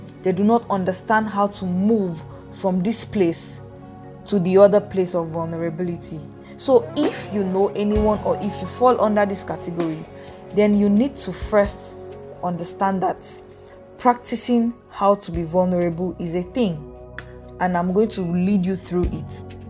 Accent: Bauchi, Nigeria; English is a second language; This is because whenever I say I am from Bauchi, people will be like, okay, where is that? I have never heard of that place before.

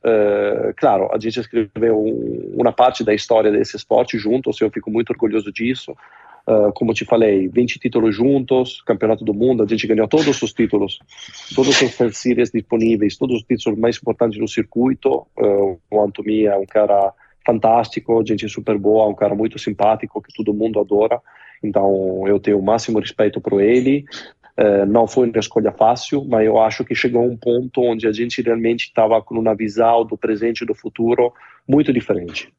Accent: Cesena, Emilia-Romagna, Italy; Portuguese is a second language; moved away as an adult; now in Brazil; aqui na minha pequena cidade na Itália, em Cesena

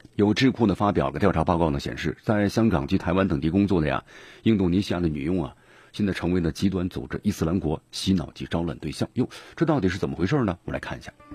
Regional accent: China; 咱们中华人民共和国建国七十周年了。

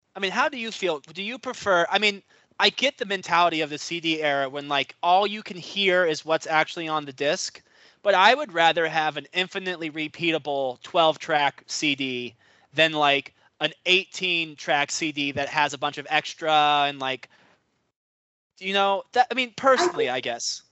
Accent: New York, United States; I'm from New York

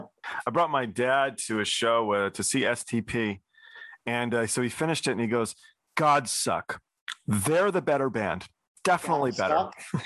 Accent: England, United Kingdom; I'm English. My mom's English.

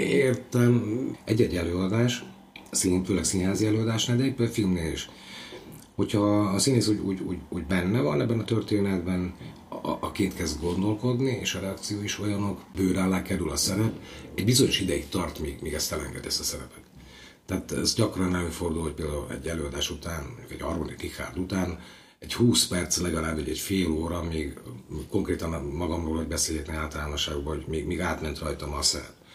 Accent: Zeliezovce, Nitra Region, Slovakia; moved away as an adult; now in Komárno, Slovakia; Zseliz ugye az szülővárosom, de 18-19 éves koromban úgy kirepültem a családi fészekből

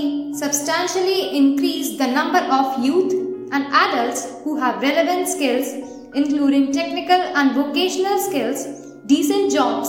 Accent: India; Being an Indian

